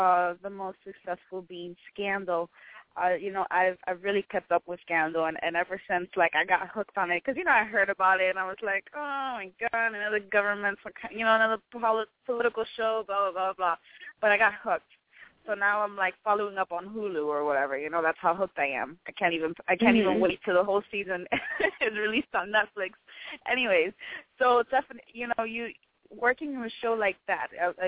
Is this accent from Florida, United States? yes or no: yes; Miami, Florida, United States; I'm from Miami.